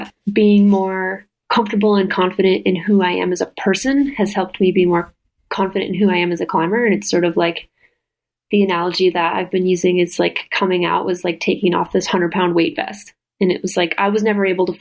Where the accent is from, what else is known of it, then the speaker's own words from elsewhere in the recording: Midwest, United States; moved away; growing up in the Midwest and there wasn't a single gay kid in our school